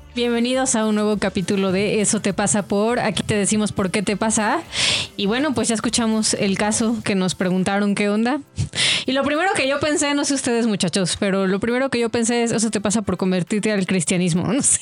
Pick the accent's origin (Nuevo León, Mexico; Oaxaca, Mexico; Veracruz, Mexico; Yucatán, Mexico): Yucatán, Mexico; moved away; also born or lived in Toluca; el contexto en el que yo crecí, o sea, en Yucatán, incluso en Toluca